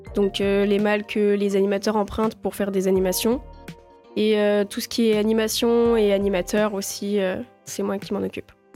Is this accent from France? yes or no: yes; La Roche, France; je viens de La Roche